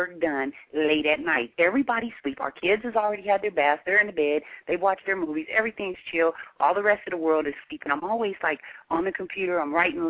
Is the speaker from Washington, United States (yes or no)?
yes; Seattle, Washington, United States; we're from the Pacific Northwest, from Seattle